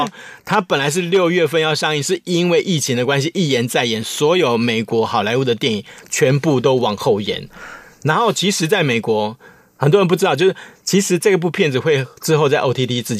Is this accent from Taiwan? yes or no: yes; Taiwan; 我们台湾人就很好玩